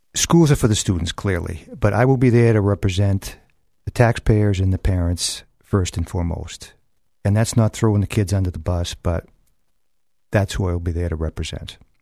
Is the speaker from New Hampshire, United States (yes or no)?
yes; Manchester, New Hampshire, United States; I grew up in South Manchester